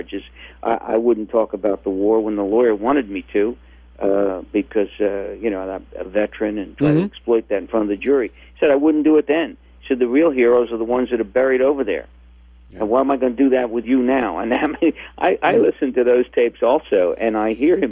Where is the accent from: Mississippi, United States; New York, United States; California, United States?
New York, United States; New York City; I'm from New York City